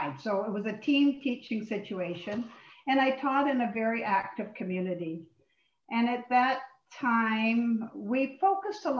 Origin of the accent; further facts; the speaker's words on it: Lindsay, Ontario, Canada; also born or lived in England; now in Richmond Hill, Canada; I was born in England. I came here as a baby, and my parents lived on a farm near Lindsay